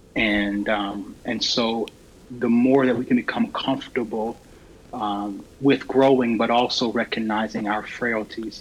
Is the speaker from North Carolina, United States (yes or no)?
yes; Raleigh, North Carolina, United States; born and raised in Raleigh